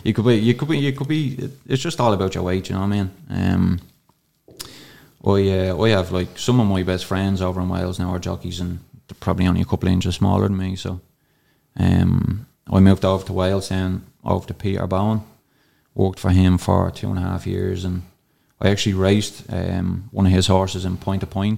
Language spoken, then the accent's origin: English; Darndale, Leinster, Ireland; I'd say, up in around 10 horses like growing up in Darndale, and most of them got pounded.